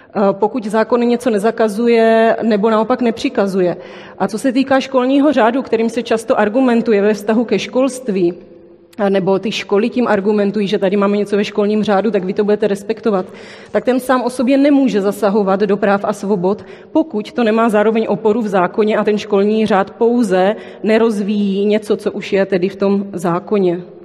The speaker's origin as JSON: {"language": "Czech", "town": "Brno", "region": "South Moravian Region", "country": "Czechia", "accent": "Brno", "said": "přijela jsem z Brna, což asi slyšíte uh, v mém projevu."}